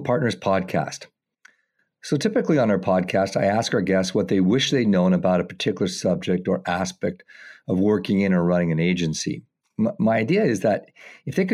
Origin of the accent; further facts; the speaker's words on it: Montreal, Quebec, Canada; my hometown of Montreal